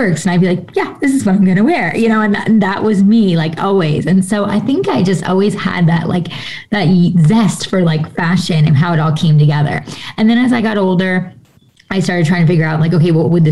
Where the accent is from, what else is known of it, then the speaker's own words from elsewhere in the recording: New York, United States; I was born and raised in New York, right outside of New York City.